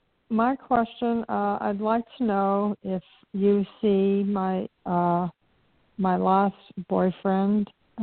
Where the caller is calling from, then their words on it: Florida, United States; I'm calling from Florida.